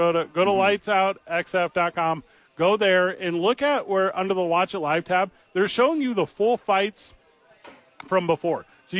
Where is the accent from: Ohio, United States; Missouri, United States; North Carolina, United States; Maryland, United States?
Missouri, United States; St. Louis; where I grew up, because I grew up in St. Louis, Missouri